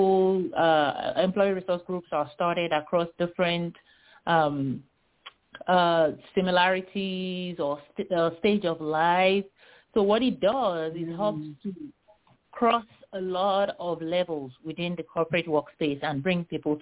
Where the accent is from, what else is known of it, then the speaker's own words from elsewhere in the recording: Nigeria; now in United States; I grew up in Nigeria